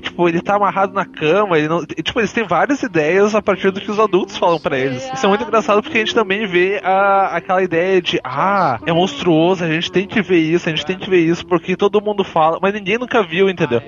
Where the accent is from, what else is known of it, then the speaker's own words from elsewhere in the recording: Porto Alegre, Rio Grande do Sul, Brazil; eu fui criado num bairro pequeno aqui em Porto Alegre